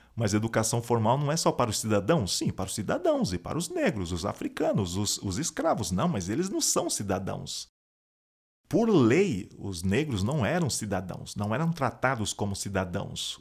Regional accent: Brazil; eu sou um afro-brasileiro

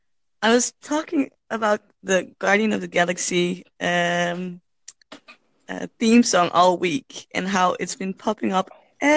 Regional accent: Netherlands; also born or lived in Utrecht; I'm from the Netherlands.

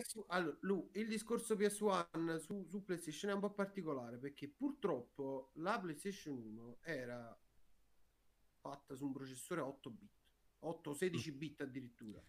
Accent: province of Avellino, Campania, Italy

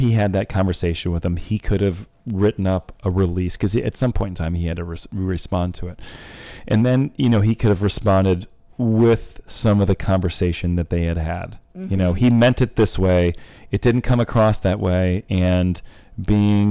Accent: Central New York, United States; I played 1 year at Syracuse because I grew up in Central New York

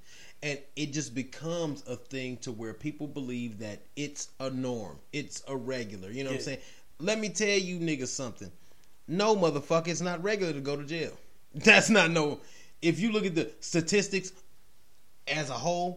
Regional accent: Detroit, Michigan, United States; moved away; I'm from Detroit

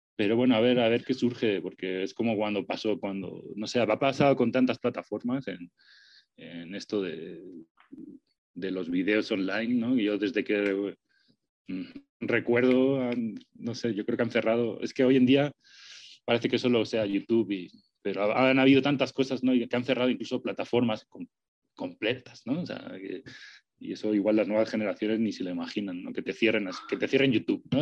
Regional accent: Spain; now in Mexico City, Mexico; yo soy español, soy gachupín

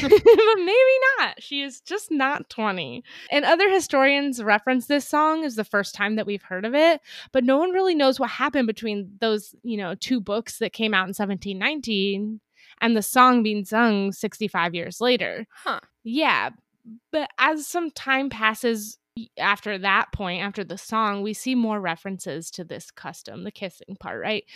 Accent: Napa, California, United States; I'm from Napa, so it's close to Russian River

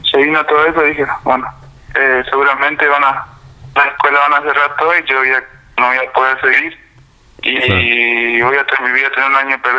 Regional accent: Lanteri, Santa Fe, Argentina; yo soy un pueblito de Santa Fe, estoy a 8 kilómetros del pueblito, que llamaba Lanteri bueno, eh, tengo 18 años

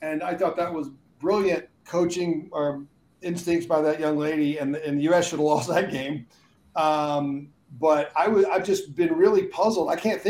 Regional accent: London, United Kingdom; I grew up on the Mersey line in East End of London.

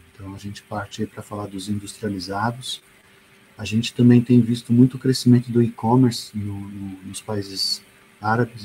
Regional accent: Brazil; eu sou brasileiro mesmo

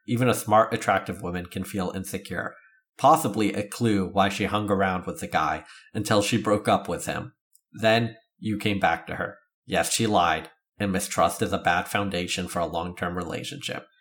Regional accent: Canada; I'm Canadian

